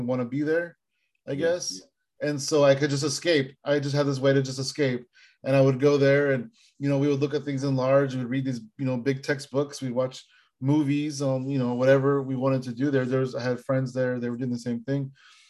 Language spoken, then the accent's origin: English; San Jose, California, United States; growing up in San Jose